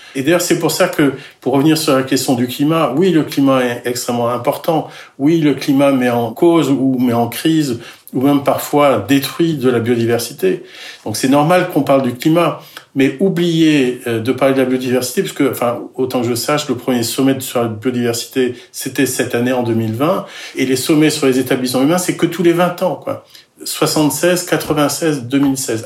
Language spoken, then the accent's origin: French; Finistère, Brittany, France; je, suis breton, je suis breton du Finistère